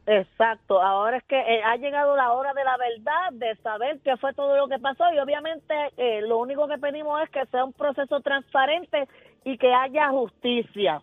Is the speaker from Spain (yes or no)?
no; Salinas, Puerto Rico; en mi pueblo de Salinas